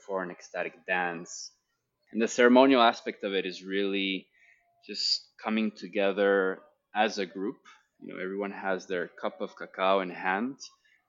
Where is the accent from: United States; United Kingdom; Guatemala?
Guatemala; Guatemala City, Guatemala Department; the culture that I grew up in here in Guatemala City